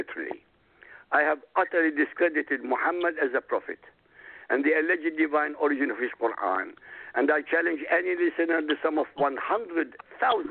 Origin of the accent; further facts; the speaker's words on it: Baghdad, Baghdad Governorate, Iraq; now in Europe; I grew up in Baghdad, Iraq, the capital of Iraq